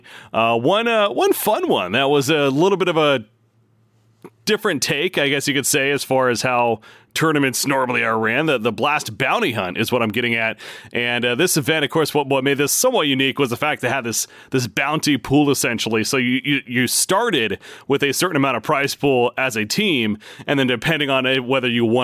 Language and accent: English; West Coast, United States; I'm from the West Coast myself as well.